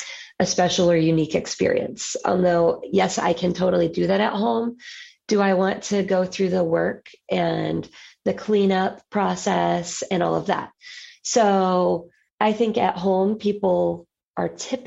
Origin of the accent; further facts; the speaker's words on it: Atlanta, Georgia, United States; now in Tampa, United States; No, I'm originally from Atlanta, but my family moved here. I would say I got here like almost all of the other non-native Floridians.